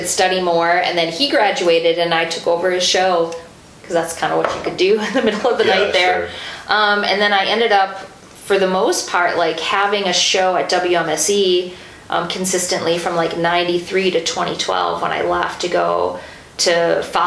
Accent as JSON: {"language": "English", "town": "Mukwonago", "region": "Wisconsin", "country": "United States", "tie": "born or raised there", "said": "I grew up in Maguanago"}